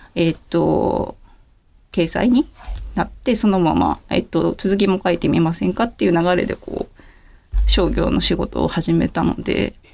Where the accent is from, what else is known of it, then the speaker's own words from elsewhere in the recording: Yamanashi, Japan; moved away as an adult; now in Tokyo, Japan; 地元はですね山梨ですね